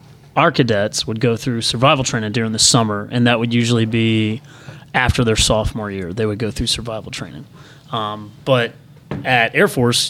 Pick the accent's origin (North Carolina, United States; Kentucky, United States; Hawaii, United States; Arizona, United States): North Carolina, United States; Charlotte; So I grew up here in Charlotte.